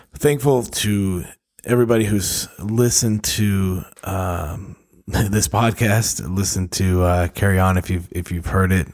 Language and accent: English; Duluth, Minnesota, United States; moved away; my hometown in Duluth, Minnesota